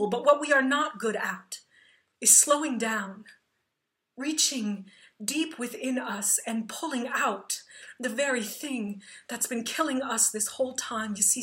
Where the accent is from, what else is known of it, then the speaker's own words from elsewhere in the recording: Plainfield, Illinois, United States; my hometown of Plainfield, Illinois